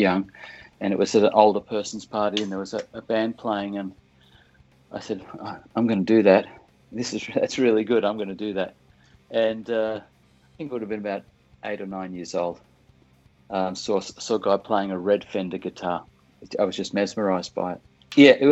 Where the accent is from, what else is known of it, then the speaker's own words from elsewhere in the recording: Australia; I grew up in Australia